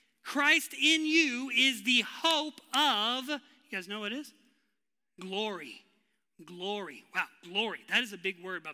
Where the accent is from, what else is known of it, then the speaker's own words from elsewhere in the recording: West Texas, United States; I was born and raised in West Texas